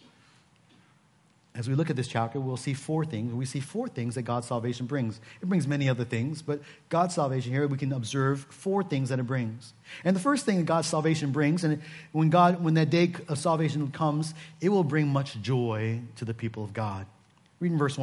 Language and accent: English; Seattle, Washington, United States; moved away; I come from Seattle